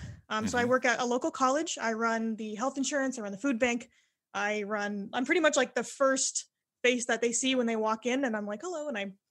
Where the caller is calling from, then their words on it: Windsor, Ontario, Canada; I am from Windsor, Ontario, Canada, which is a small little city right across from Detroit, Michigan.